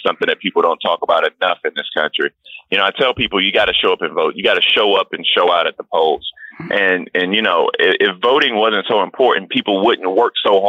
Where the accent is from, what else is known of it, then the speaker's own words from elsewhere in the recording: the South, United States; The unique part about growing up in the South, though, is that you don't have to just read your history in books.